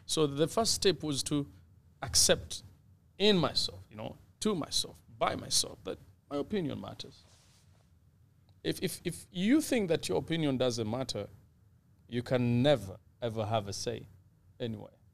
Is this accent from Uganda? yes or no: yes; Uganda; now in Canada; I was born in Uganda and packaged in Canada